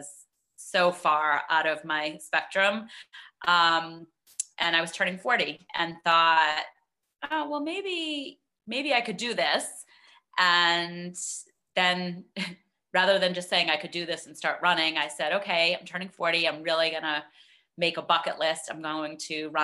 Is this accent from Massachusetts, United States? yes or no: yes; Boston, Massachusetts, United States; moved away as an adult; now in Connecticut, United States; I am from the Boston area, originally. Grew up there, lived there until we moved to Connecticut about 15 years